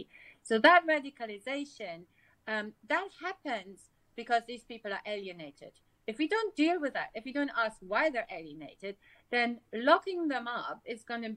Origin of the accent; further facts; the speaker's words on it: Germany; I grew up in Germany in the 80s, where we had the Red Brigades